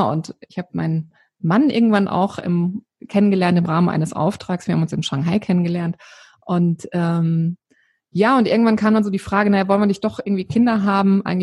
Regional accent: Odenwald, Germany; lebe hier an der wunderschönen Bergstraße, ganz in der Nähe meiner alten Heimat. Ich komme ursprünglich aus dem Odenwald

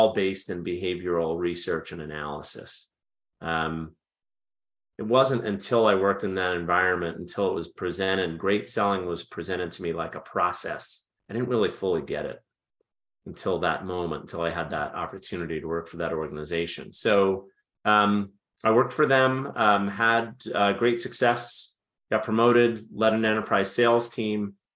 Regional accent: New York area, United States; moved away as an adult; now in Washington, D.C., United States; born and raised in the New York area.

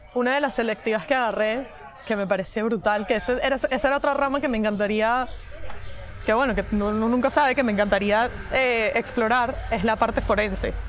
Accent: Venezuela; moved away as an adult; also born or lived in West Virginia, United States / Madrid, Spain; now in Barcelona, Spain; Soy venezolana, tengo 28 años

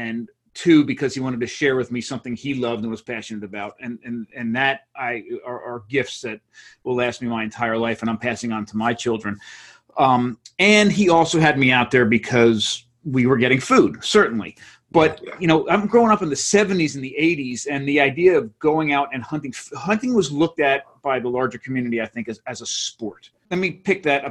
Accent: Monmouth County, New Jersey, United States; I grew up in New Jersey, a couple miles from the beach in Monmouth County, New Jersey

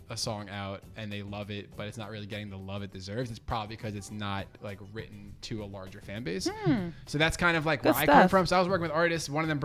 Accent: Long Island, New York, United States; moved away as an adult; now in Philadelphia, United States; I'm originally from Long Island, New York.

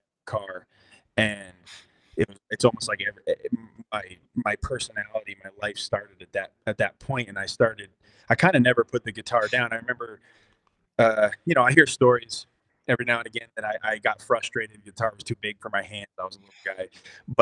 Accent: New Haven, Connecticut, United States; moved away; also born or lived in Los Angeles; I was born in New Haven, Connecticut. I moved around Connecticut a bunch as a youngster

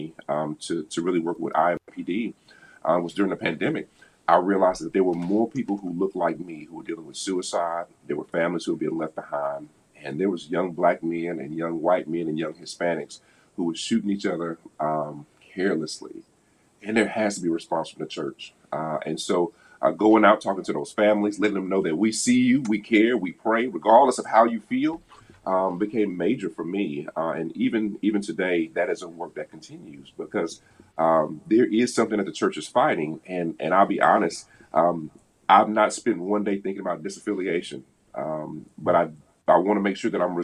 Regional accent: the South, United States; now in Indianapolis, United States; I'm from the South.

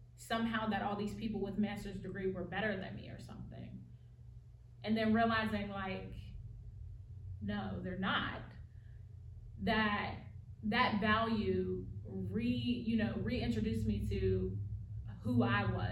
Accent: United States; accent: African-American Vernacular English; first language African-American Vernacular English; this is my native language, like African-American vernacular English

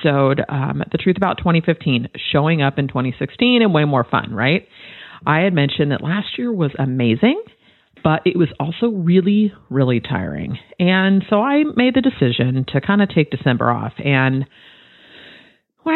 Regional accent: Bay Area, California, United States; Born and raised in the Bay Area

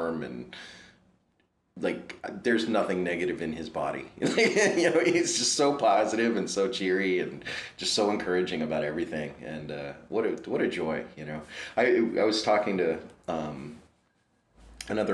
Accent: Prince William County, Virginia, United States; I grew up in Prince William County, Virginia, just south of the city

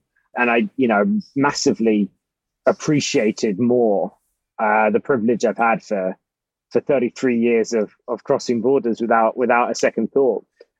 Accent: United Kingdom; as British men

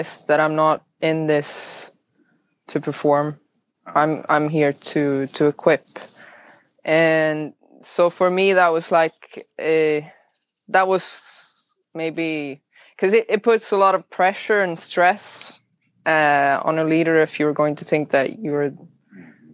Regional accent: northern Sweden, Sweden; first language Swedish; English is a second language; moved away as an adult; now in Nicaragua; I'm born in Sweden, and north of Sweden, but I've been here for 5 years.

